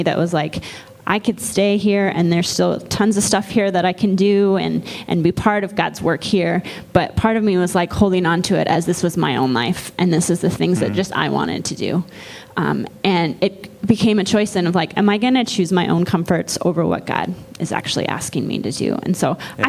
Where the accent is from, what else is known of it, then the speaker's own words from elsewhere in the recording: Ames, Iowa, United States; I grew up in Ames, Iowa.